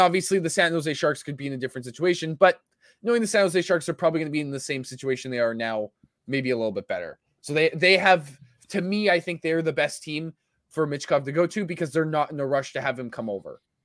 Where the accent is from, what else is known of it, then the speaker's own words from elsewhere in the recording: Winnipeg, Manitoba, Canada; my hometown